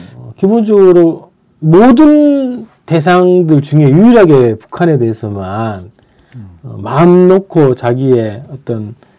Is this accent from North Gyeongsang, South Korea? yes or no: yes; Andong, North Gyeongsang, South Korea; moved away; 제가 그 고향이 안동이잖아요